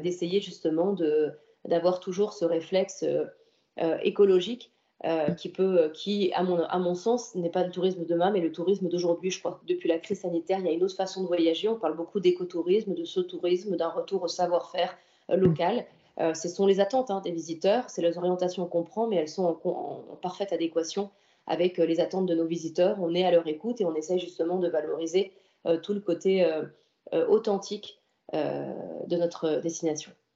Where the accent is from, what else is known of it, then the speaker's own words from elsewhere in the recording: Antibes, Provence-Alpes-Côte d'Azur, France; je suis née à Antibes, comme ma famille d'ailleurs, comme mes parents, et c'est un territoire dans lequel j'ai grandi, dans lequel je vis